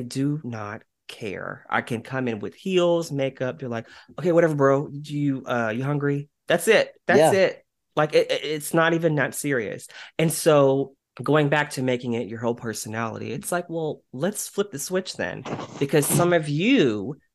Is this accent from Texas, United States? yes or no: yes; West Texas, United States; now in Dallas, United States; I'm from West Texas